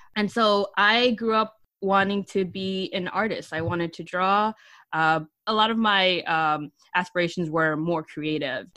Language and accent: English; New York City, New York, United States; also born or lived in Pleasantville, Westchester; I was born, raised, and educated in the Bronx.